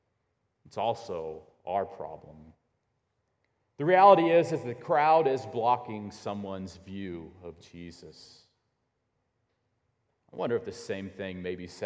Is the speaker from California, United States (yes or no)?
no; Illinois, United States; growing up in Illinois